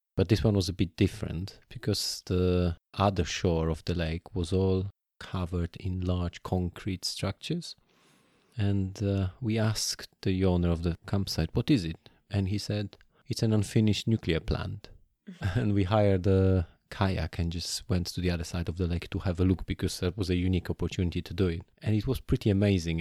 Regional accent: Poland; I grew up in Poland

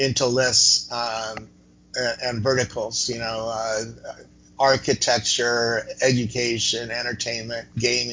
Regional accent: Cupertino, California, United States; also born or lived in Half Moon Bay / Campbell; I grew up in Cupertino and where a little company called Apple started up.

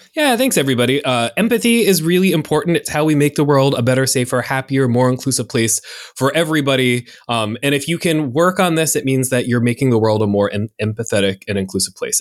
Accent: North Carolina, United States; I am from North Carolina, where y'all is constantly

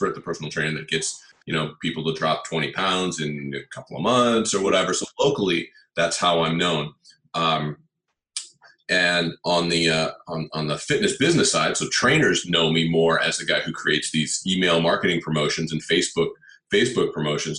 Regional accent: Palo Alto, California, United States; also born or lived in Los Angeles area, California; I was born and raised in Northern California in a town called Palo Alto

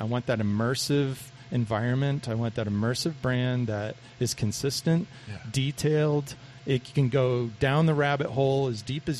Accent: Boston, Massachusetts, United States; now in Arizona, United States; I'm from Boston.

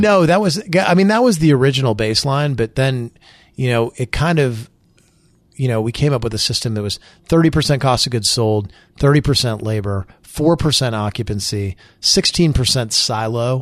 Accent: Springfield, Illinois, United States; moved away as an adult; I moved back to my hometown.

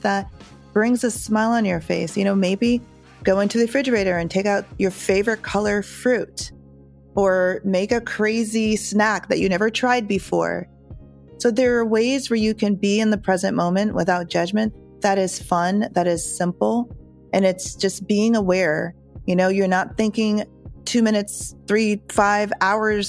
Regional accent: Jamaica; being Jamaican, it's part of our culture

